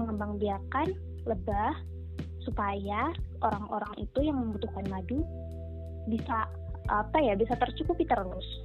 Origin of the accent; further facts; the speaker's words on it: Pare, East Java, Indonesia; Uh, aku dari Pare, Kediri, Jawa Timur.